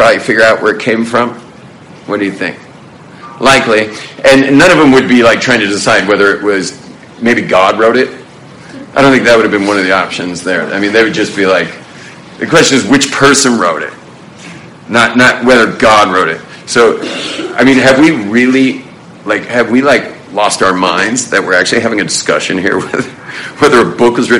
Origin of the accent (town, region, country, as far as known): Los Angeles, California, United States; born or raised there; now in Jerusalem, Israel